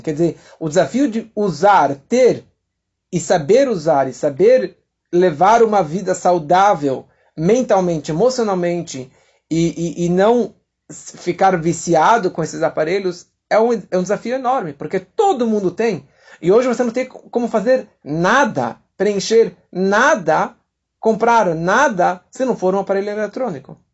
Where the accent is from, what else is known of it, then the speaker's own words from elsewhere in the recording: São Paulo, Brazil; Eu nasci aqui em São Paulo, no bairro de Santana